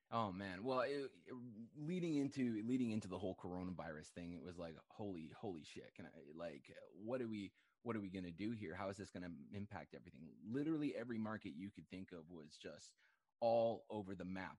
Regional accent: Canada; I'm a Canadian

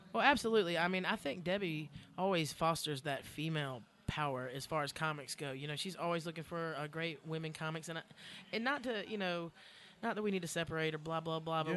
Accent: Columbia, South Carolina, United States; I'm from Columbia, South Carolina

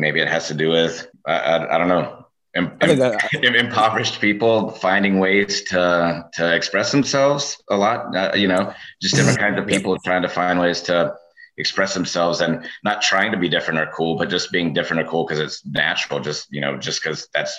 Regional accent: Macon, Georgia, United States; I'm from Macon, Georgia, which when I grew up there wasn't a music scene at all

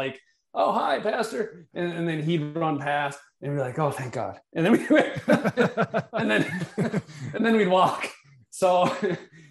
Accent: Milwaukee, Wisconsin, United States; I've lived in Milwaukee most of my life.

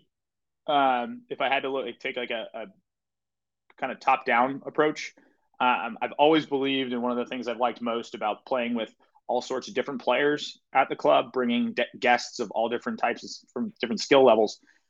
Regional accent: West Coast, United States; a course that maybe I grew up playing on the West Coast that are sort of smaller greens.

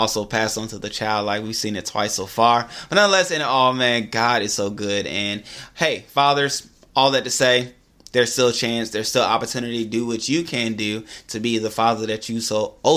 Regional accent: Atlanta, Georgia, United States; I'm from Atlanta

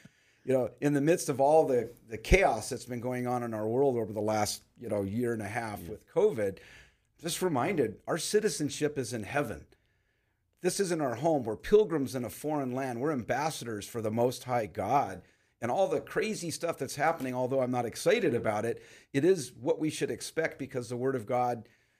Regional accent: Pacoima, California, United States; but I grew up in Pacoima. I'm 60, be 65 this year.

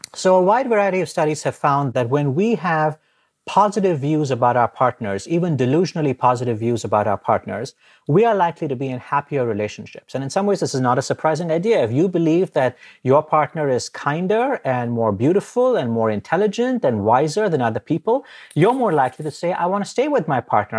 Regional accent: India; moved away; I grew up in India

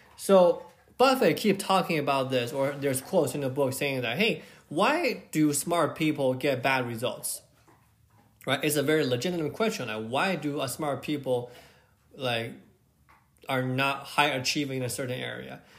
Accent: China; I grew up in China

